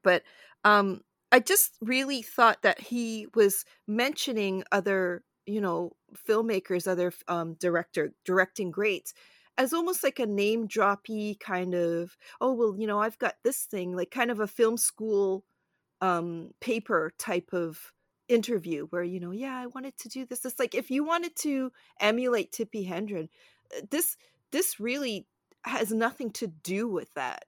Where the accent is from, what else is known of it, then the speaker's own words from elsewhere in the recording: Toronto, Ontario, Canada; also born or lived in Brooklyn, New York, United States; we moved from, uh, the States to a shared house with, uh, my mom's best friend and her family, and then I think they found a house, and then we found the house, which was not far because they liked the West End of Toronto